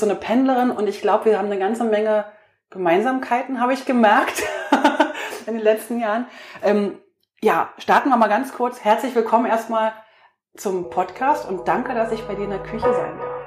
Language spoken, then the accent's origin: German; East Germany, Germany; ich bin im Osten groß geworden